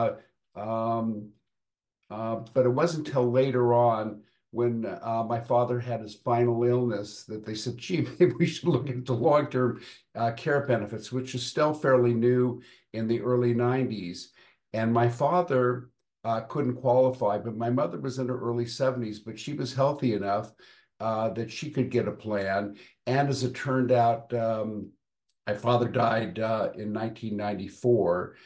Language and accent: English; Los Angeles, California, United States; I grew up in Hollywood, California